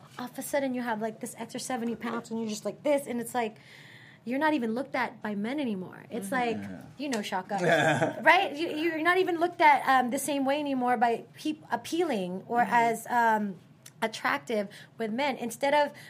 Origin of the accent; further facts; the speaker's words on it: Philippines; now in United States; I was born in the Philippines, and I've been singing since I was in the Philippines, I came to America